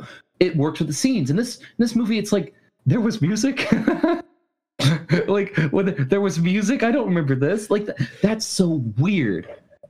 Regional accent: Alabama, United States; I was born in Alabama

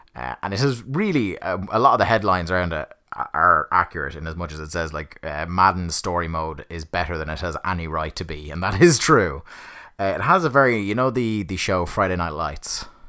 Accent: Ireland; I support an English football team and I'm Irish, but there is a long tradition of, you know, supporting English football teams over here in Ireland

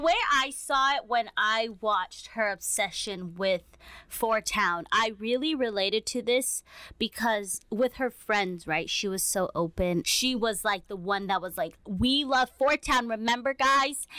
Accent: United States; as Asian American kids

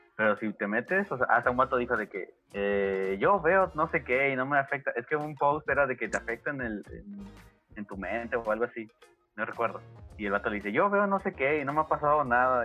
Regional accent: Ciudad Juárez, Chihuahua, Mexico; nosotros somos de Ciudad Juárez

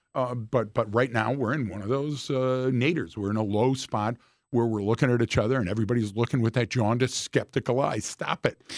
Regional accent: Detroit, Michigan, United States; I'm from Detroit

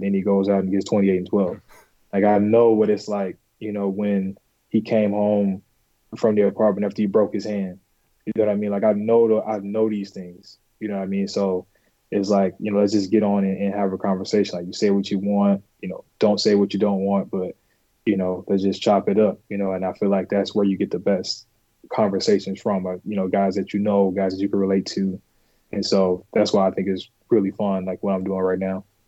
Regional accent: Bolingbrook, Illinois, United States; I'm originally from Bolingbrook, Illinois

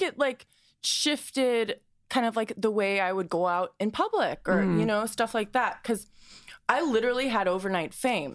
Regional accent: St. Louis, Missouri, United States; moved away as an adult; now in Los Angeles, United States; St. Louis, my hometown

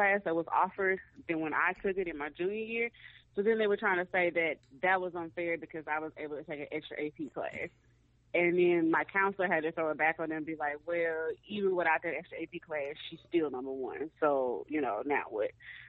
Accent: Mississippi, United States; going black and growing up in Mississippi, like, I mean, I knew that racism exists

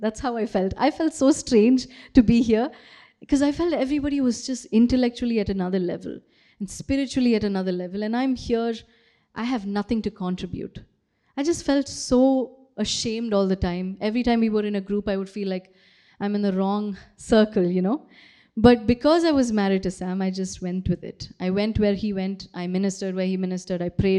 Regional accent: Kuwait; moved away; also born or lived in Bangalore, India; I was born in Kuwait, okay? And again, nothing special about Kuwait. I went to a very, very normal school, you know, had a very, very normal childhood, nothing special. And then I moved to India, moved to Bangalore.

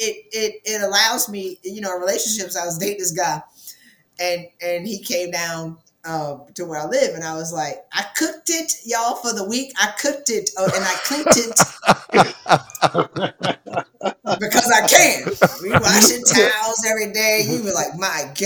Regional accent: South Carolina, United States; I'm from South Carolina

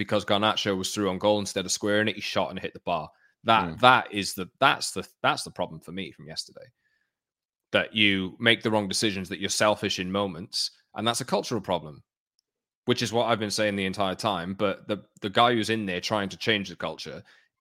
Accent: Newport, Wales, United Kingdom; I was born in Newport.

